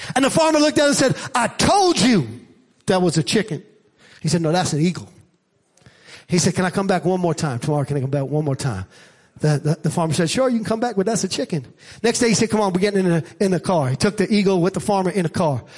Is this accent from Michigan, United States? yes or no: no; New York City, New York, United States; I grew up in Staten Island and in Staten Island, we didn't have a porch per se. We had a stoop